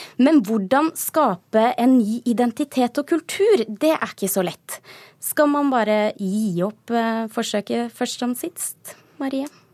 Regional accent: Telemark, Norway; som stolt telemarking

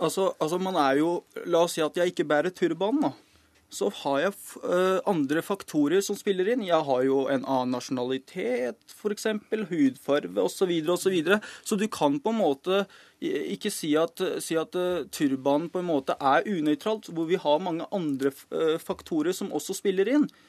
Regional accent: Norway; så er jeg født og oppvokst her i Norge

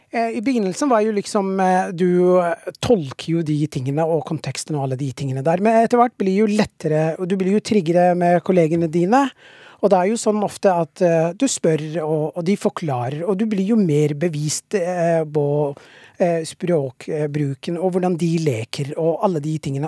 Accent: Somalia; Norwegian is a second language; now in Norway; jeg er fra Somalia, og vi har ikke slett snø der. Liksom, så jeg kom jo til Norge

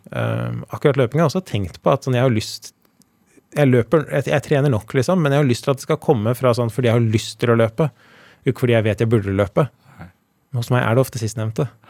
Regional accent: Elverum, Innlandet, Norway; also born or lived in Trysil; De bodde i Trysil da jeg ble født i Elverum

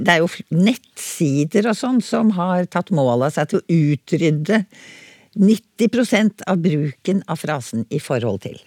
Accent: Oslo, Norway; accent: Oslo dialect; det er i min dialekt, da. Jeg er fra Oslo på det sentrale Østlandet

